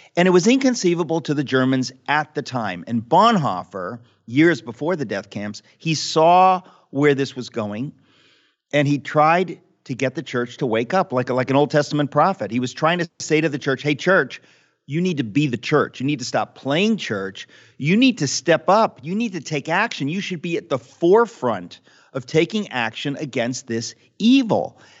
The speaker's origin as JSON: {"language": "English", "country": "United States", "tie": "born or raised there", "said": "the kids that I grew up with in America"}